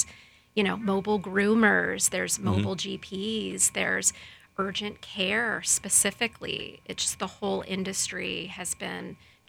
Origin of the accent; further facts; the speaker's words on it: Lakeland, Florida, United States; Born and raised in Lakeland, Florida